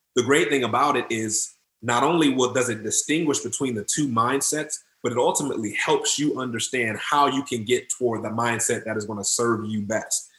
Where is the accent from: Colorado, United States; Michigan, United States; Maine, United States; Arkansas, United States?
Michigan, United States; Detroit; I grew up in Detroit, Detroit, Michigan